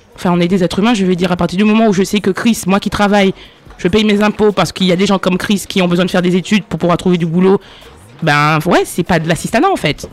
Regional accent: Martinique

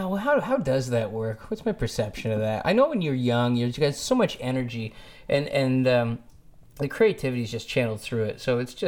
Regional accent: Orillia, Ontario, Canada; now in Toronto, Canada; I grew up in Orillia, Ontario, Canada, outside of Rama.

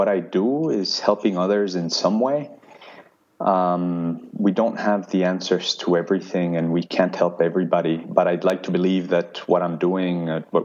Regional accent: Cali, Valle del Cauca, Colombia; moved away; I'm originally from Colombia, so growing up in Colombia

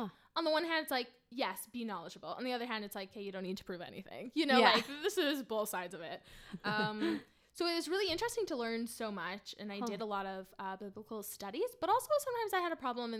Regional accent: Winnipeg, Manitoba, Canada; I'm from Winnipeg. Winnipeg. Manitoba.

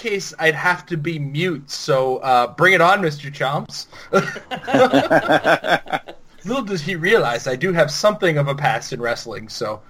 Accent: Canada; I'm Canadian.

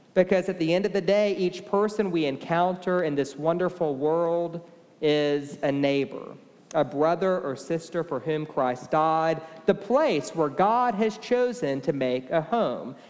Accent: Beaumont, Texas, United States; now in Austin, United States; I grew up in Beaumont, Texas, and I was raised at St. Mark's Episcopal

